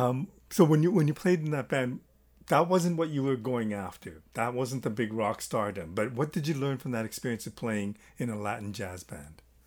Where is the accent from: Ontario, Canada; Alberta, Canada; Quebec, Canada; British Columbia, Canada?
Ontario, Canada; Toronto; I'm from Toronto, Canada